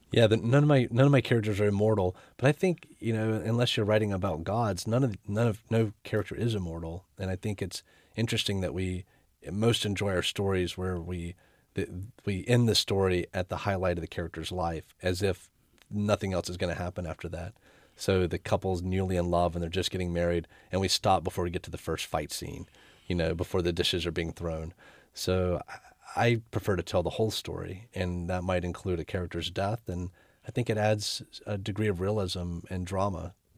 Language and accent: English; North Carolina, United States; my home state, North Carolina